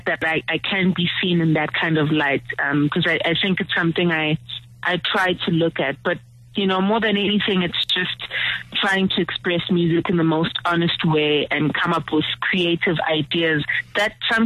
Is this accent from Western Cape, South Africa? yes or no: no; Pietermaritzburg, KwaZulu-Natal, South Africa; also born or lived in Durban; I was born in KwaZulu-Natal, Durban, and I was raised in Pietermaritzburg